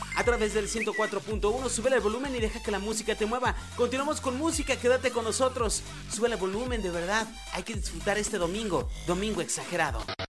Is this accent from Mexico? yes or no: yes; Mexico